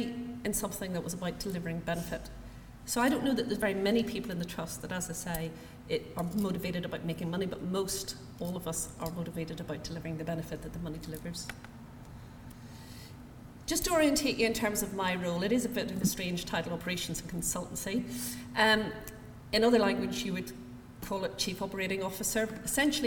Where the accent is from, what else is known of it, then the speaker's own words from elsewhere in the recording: Northern Ireland, United Kingdom; accent: Northern Irish; I'm born and educated in Northern Ireland